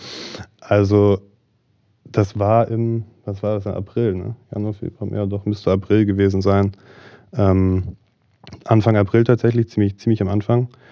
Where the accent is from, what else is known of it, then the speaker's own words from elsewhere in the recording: Marburg, Hesse, Germany; also born or lived in Berlin; ich komme gebürtig aus Marburg, bin hier groß geworden